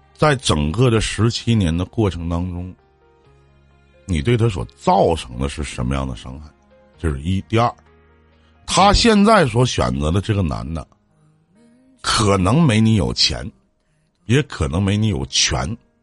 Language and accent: Chinese; Shenyang, Liaoning, China; also born or lived in Liaoyang; 我是沈阳的